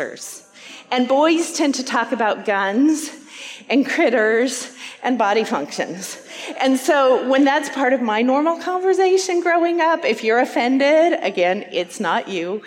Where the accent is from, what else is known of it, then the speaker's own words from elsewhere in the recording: Wyoming, United States; moved away as an adult; now in Iowa, United States; I'm from the state of Wyoming. I grew up there.